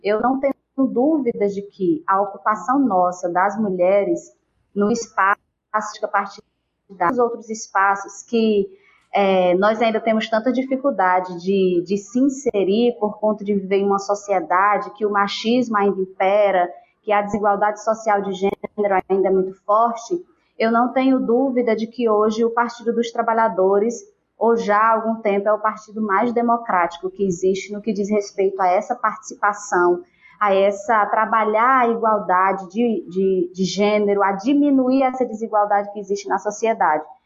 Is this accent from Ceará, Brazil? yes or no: yes; Apuiarés, Ceará, Brazil; eu sou de Apuiarés, nasci e, e, durante toda a minha vida estive aqui